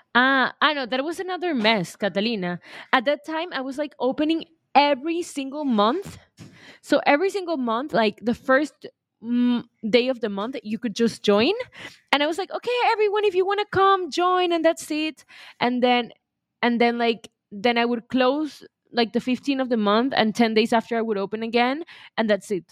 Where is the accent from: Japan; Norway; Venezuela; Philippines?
Venezuela; I'm from Venezuela